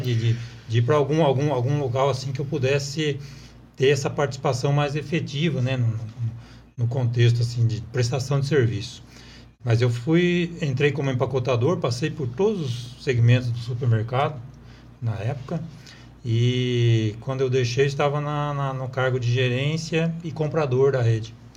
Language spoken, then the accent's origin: Portuguese; Apucarana, Paraná, Brazil; moved away as an adult; also born or lived in Marilândia do Sul; now in Guaíra, Brazil; eu nasci em Apucarana